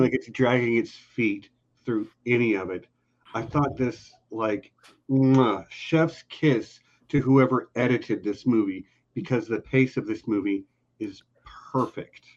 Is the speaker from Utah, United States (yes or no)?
no; Texas, United States; also born or lived in El Paso; I'm a Texan